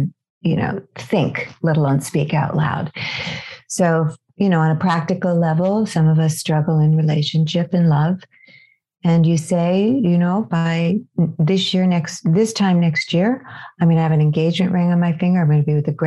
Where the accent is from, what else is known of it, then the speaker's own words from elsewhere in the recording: California, United States; I'm from California